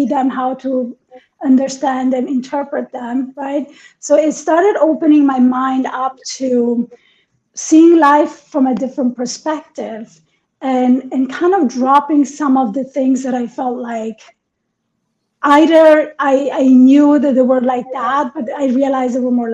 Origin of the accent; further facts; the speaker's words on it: Italy; moved away; also born or lived in Iran / New York; I was born in Iran and I was raised in Italy.